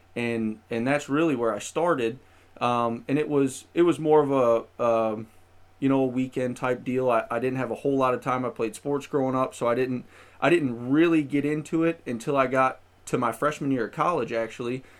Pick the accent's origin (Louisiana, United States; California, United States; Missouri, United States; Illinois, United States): Missouri, United States; St. Louis; also born or lived in Springfield, Missouri; I'm originally from the Saint Louis area